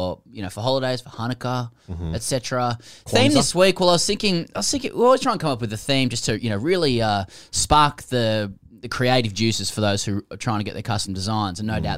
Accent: Sydney, New South Wales, Australia; now in Melbourne, Australia; I'm from Sydney.

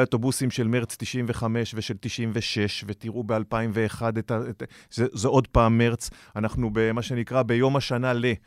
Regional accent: Hod HaSharon, Central District, Israel; גם אני מהוד השרון

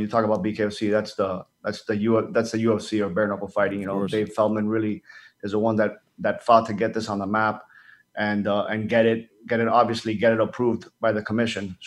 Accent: Dominican Republic; I grew up in the Dominican Republic

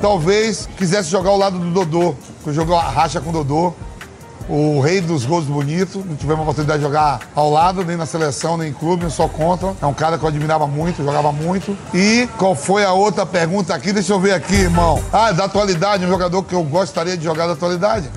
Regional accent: Nazaré das Farinhas, Bahia, Brazil; moved away; also born or lived in Netherlands / Italy; eu sou de Nazaré das Farinhas, 70 quilômetros de Salvador, da capital

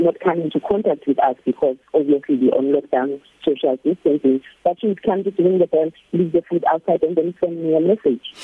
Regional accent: Newcastle, KwaZulu-Natal, South Africa; moved away as an adult; now in Wuhan, China; My hometown in, in, in South Africa is Newcastle.

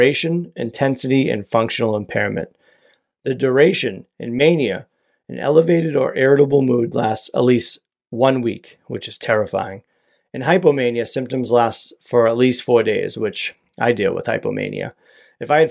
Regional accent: United States; I'm from America

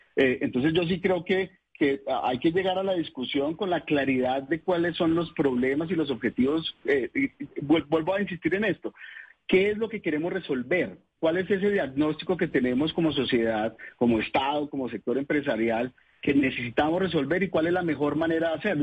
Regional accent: Buga, Valle del Cauca, Colombia; moved away as an adult; also born or lived in Cali; now in Bogotá, Colombia; yo soy caleño, me crié en Buga y soy bogotano por adopción

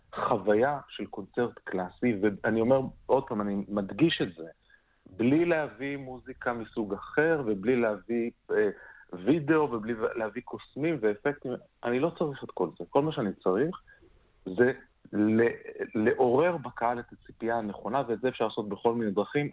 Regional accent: Israel; moved away; אני בתור ישראלי, במעט הפעמים שעבדתי בארץ

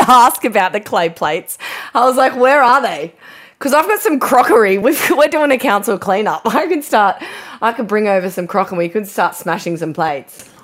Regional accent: Australia; I'm half Australian, half English, mainly just Australian.

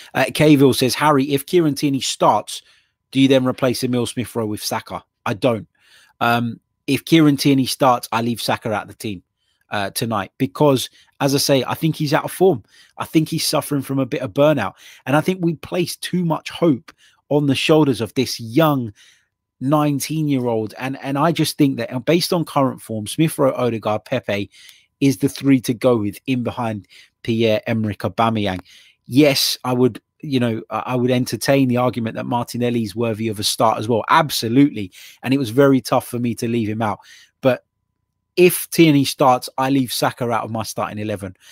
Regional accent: London, United Kingdom; being a Londoner

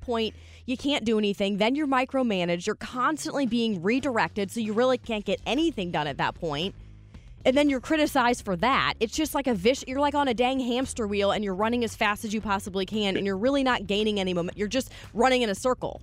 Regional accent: St. Louis, Missouri, United States; I'm from here. I mean, this is my hometown. I love Saint Louis

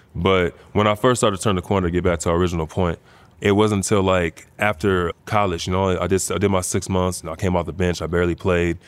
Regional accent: Bedford, Texas, United States; moved away; Bedford, man. H E B. That's where I'm from

